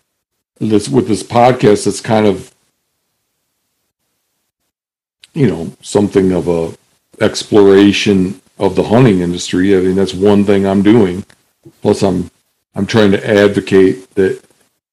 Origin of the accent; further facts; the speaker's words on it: Michigan, United States; also born or lived in Seattle; where I grew up in Michigan